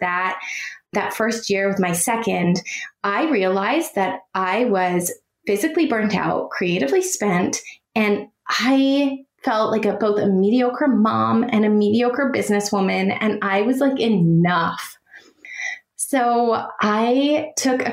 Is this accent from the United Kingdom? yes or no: no; Canada; now in San Francisco Bay Area, United States; I am Canadian, born and raised